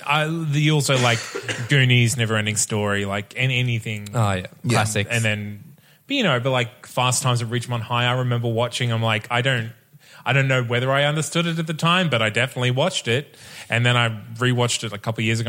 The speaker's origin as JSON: {"language": "English", "town": "Bundaberg", "region": "Queensland", "country": "Australia", "tie": "born or raised there", "said": "I grew up in Bundaberg"}